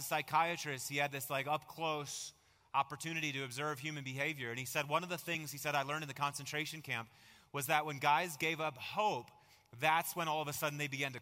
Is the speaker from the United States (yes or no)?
yes; Marshfield, Wisconsin, United States; I remember growing up in Little Marshfield, Wisconsin